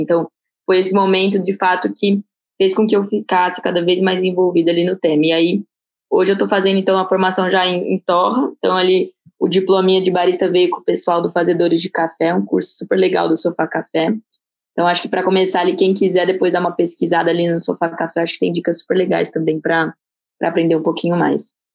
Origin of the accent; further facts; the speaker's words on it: Barretos, São Paulo, Brazil; eu sou, sou de Barretos